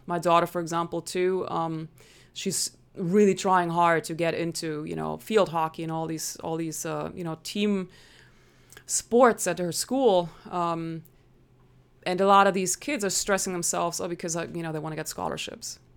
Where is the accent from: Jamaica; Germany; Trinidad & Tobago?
Germany; English is a second language; moved away as an adult; now in United States; so I'm originally from Germany. That's why I sometimes sound a little funny.